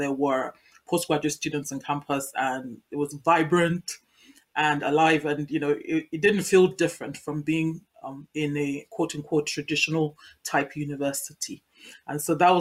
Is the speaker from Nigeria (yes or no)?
yes; Nigeria; moved away as an adult; now in Milton Keynes, United Kingdom; I'm from Nigeria.